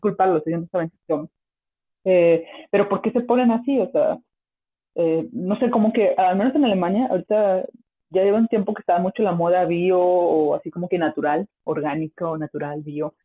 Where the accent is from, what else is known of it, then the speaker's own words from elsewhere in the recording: Mexico; moved away; soy súper orgullosa de México